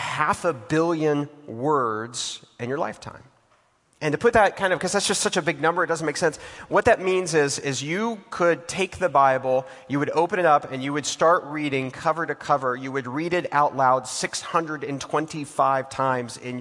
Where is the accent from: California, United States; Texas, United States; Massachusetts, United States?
Texas, United States; now in Atlanta, United States; I'm from Texas